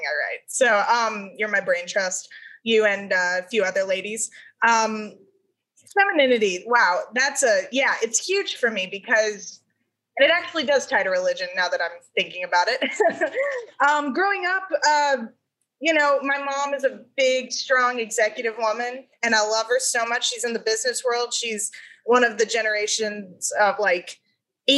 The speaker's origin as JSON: {"language": "English", "town": "Dallas", "region": "Texas", "country": "United States", "tie": "born or raised there", "also_born_or_lived": "California", "said": "growing up in Texas"}